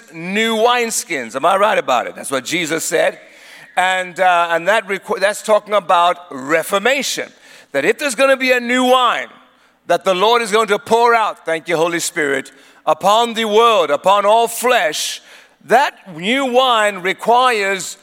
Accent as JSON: {"language": "English", "country": "Eswatini", "tie": "born or raised there", "also_born_or_lived": "South Africa", "said": "My dad was from Swaziland, and my mother is from South Africa. She is Zulu. My dad was Swazi. So I grew up in Swaziland, but I'm also a South African"}